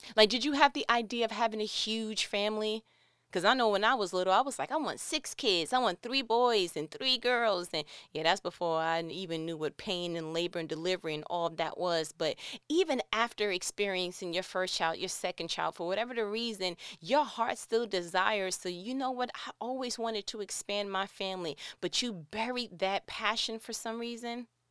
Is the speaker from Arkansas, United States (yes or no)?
no; New York, United States; moved away as an adult; born and raised in New York